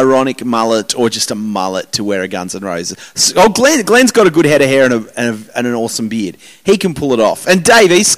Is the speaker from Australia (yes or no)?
yes; Hobart, Tasmania, Australia; I grew up in Hobart